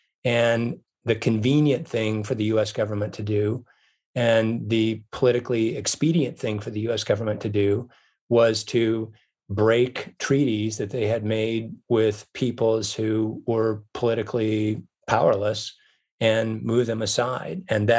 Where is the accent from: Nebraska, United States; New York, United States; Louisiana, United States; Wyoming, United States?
Wyoming, United States; now in Montana, United States; I grew up in Wyoming, and as you mentioned, I now live in Montana.